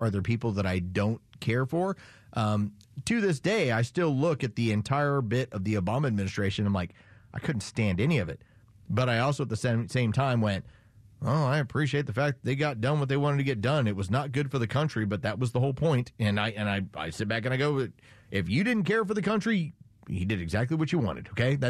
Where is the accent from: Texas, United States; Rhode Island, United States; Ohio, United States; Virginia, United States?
Texas, United States; San Antonio; I grew up as a Cowboy fan. I grew up in San Antonio, Texas.